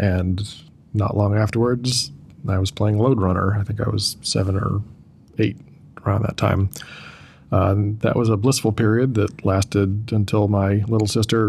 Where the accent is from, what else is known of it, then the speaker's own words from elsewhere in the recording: Bay Area, California, United States; moved away as an adult; also born or lived in Massachusetts / San Francisco / Berkeley / Western Massachusetts; now in Seattle, United States; moved to the Bay Area. So I lived in San Francisco until 6th grade or so. And then I moved to Berkeley, where I stayed till the end of high school